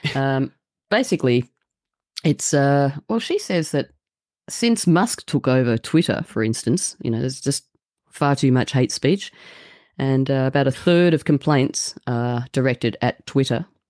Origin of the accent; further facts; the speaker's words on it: Australia; I'm from Australia